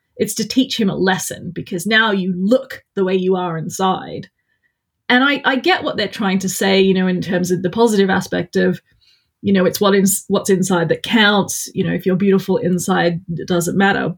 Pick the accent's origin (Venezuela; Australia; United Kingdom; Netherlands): Australia; I'm Australian, so the accent's even worse